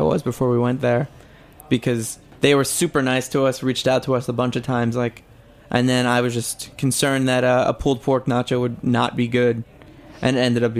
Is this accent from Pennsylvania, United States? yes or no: yes; Philadelphia, Pennsylvania, United States; now in New York, United States; I'm from Philly